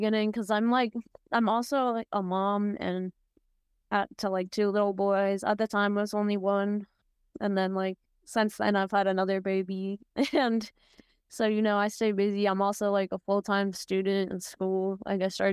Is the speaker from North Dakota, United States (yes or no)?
no; San Diego, California, United States; I'm from San Diego, California